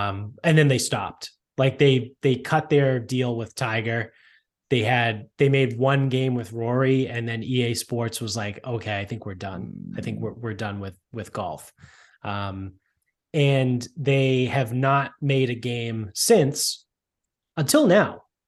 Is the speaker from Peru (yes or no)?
no; Canada; They don't. I'm Canadian. They don't.